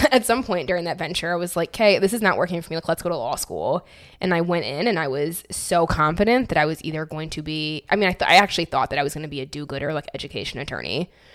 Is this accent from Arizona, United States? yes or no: no; Michigan, United States; moved away as an adult; also born or lived in New York; I grew up in Michigan, super basic, like basic as fuck